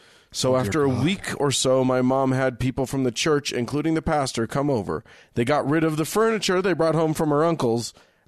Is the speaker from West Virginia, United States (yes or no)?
yes; West Virginia, United States; I'm an atheist from West Virginia.